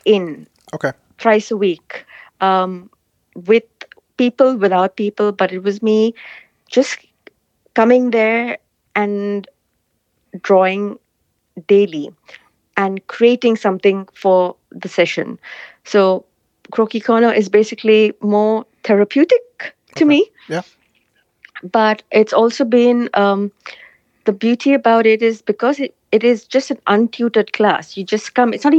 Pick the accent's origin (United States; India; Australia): India; moved away; I come from India, so my support is back home in India.